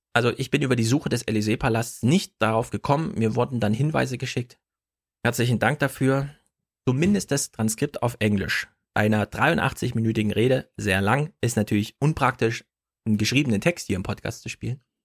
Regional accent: East Germany, Germany; als Ossi-Kind, da hat man halt Russisch in der Schule

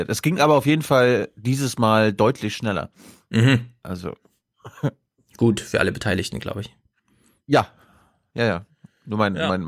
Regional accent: Malchin, Mecklenburg-Vorpommern, Germany; ich bin ja in Malchin geboren, das wäre mhm. nur fünf Kilometer von unserem Dorf entfernt.

